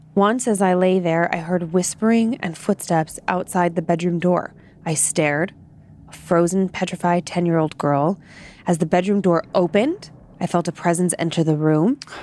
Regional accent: Midwest, United States; I am from the Midwest, and we say Appalachian.

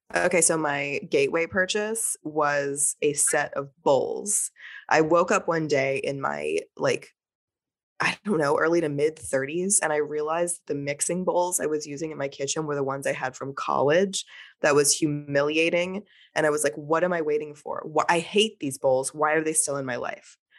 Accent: Texas, United States; now in New Orleans, United States; I grew up in Texas

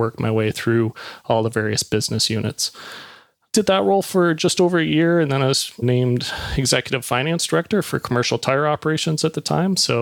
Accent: Niagara Falls, Ontario, Canada; moved away; also born or lived in Toronto; I grew up in Niagara Falls, Ontario.

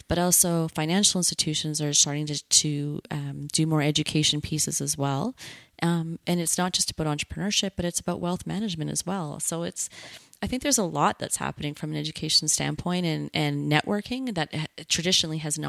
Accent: Canada; as a Canadian

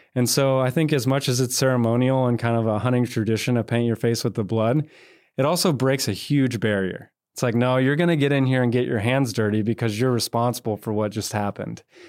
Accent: North Georgia, United States; now in Texas, United States; a boy born and raised in North Georgia

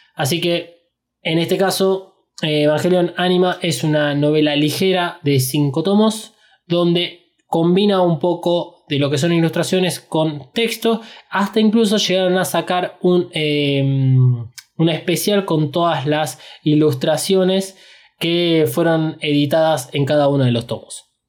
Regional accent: Argentina

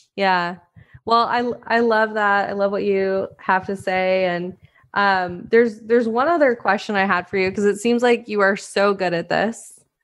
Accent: Montana, United States; I grew up in Montana

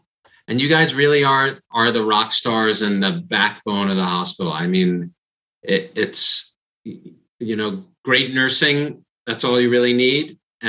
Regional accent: New York, United States; now in California, United States; Raya and I are both New Yorkers and we're both now in California.

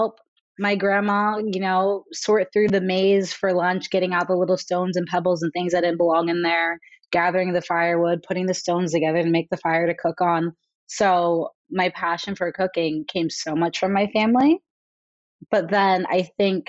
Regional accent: California, United States; I'm from California and would spend my summers or every other summer when I was a kid on my grandparents' ranch in Kenya

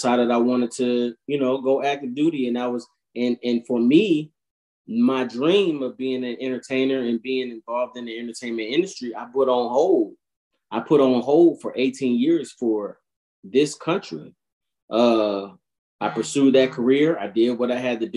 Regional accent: United States; we're American

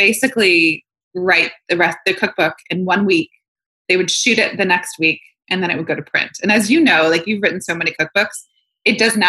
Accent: Florida, United States; also born or lived in New York / San Francisco / Los Angeles; now in Nashville, United States; I grew up in Florida

